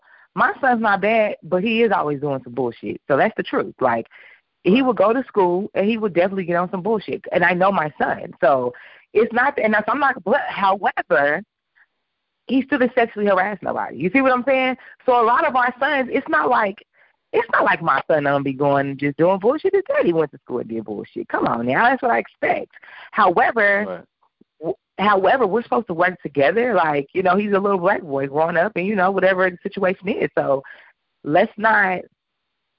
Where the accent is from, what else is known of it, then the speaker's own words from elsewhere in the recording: New York, United States; I'm from New York.